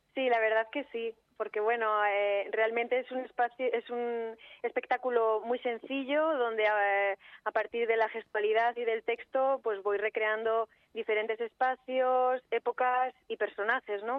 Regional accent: Segovia, Castile and León, Spain; yo soy de Segovia

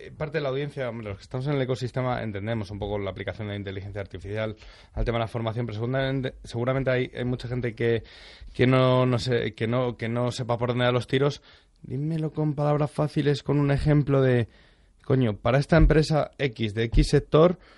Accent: Galicia, Spain; Yo soy de Galicia.

